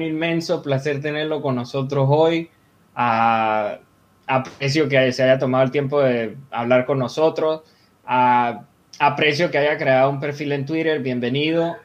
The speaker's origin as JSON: {"language": "Spanish", "country": "Venezuela", "tie": "born or raised there", "said": "yo soy venezolano de nacimiento"}